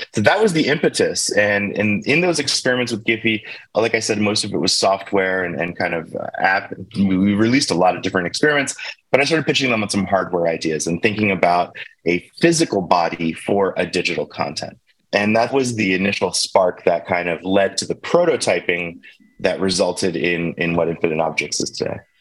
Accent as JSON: {"language": "English", "town": "Baltimore", "region": "Maryland", "country": "United States", "tie": "born or raised there", "moved": "yes", "said": "I grew up in Baltimore, Maryland, at least for, for my childhood."}